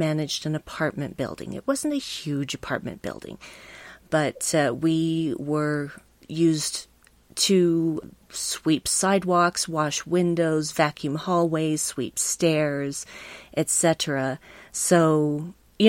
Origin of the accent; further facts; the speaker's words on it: Salt Lake City, Utah, United States; also born or lived in Bountiful, Utah / Centerville, Utah; I was mostly raised both in Salt Lake City, which is the capital city of Utah, and Centerville, which is about 10 miles north of there